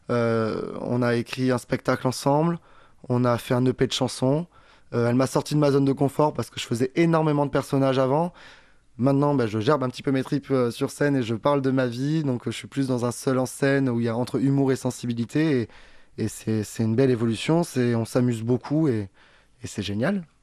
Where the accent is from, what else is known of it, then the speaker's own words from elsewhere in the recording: Perpignan, Occitania, France; Non, j'arrive de Perpignan, je suis comédien, euh, j'ai commencé le théâtre, j'avais 8 ans et j'en vis depuis 2017.